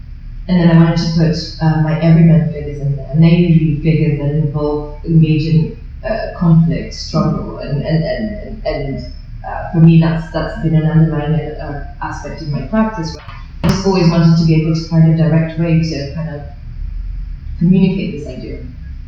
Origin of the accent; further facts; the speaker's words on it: London, United Kingdom; I'm just from East London.